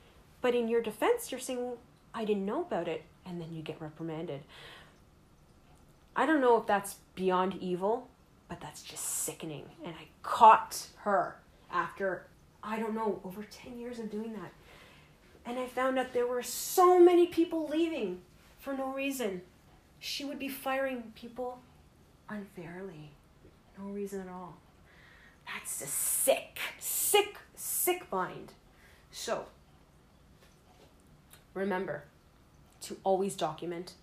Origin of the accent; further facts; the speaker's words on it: Toronto, Ontario, Canada; I am from Toronto, Canada